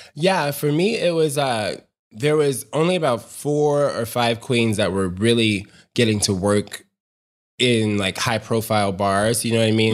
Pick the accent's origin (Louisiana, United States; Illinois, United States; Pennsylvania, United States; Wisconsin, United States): Illinois, United States; Chicago; I grew up, born and raised south side of Chicago